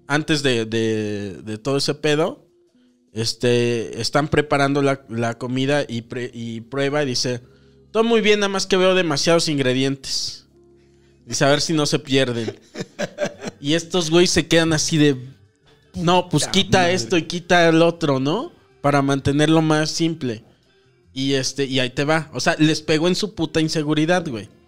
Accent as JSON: {"language": "Spanish", "country": "Mexico", "said": "También, fíjate, no era el único mexicano."}